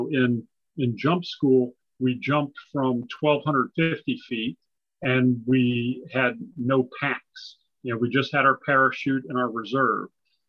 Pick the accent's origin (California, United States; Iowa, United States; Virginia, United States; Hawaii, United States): California, United States; born there; also born or lived in Japan / Okinawa / England; So I grew up in a military family, actually. I was born in California. My father was an Air Force pilot. And so I grew up on Air Force bases overseas in Japan and Okinawa and England.